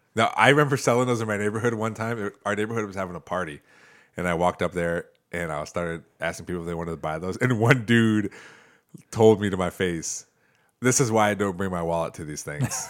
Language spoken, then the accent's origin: English; Toledo, Ohio, United States; also born or lived in Perrysburg, Ohio; where I grew up in Toledo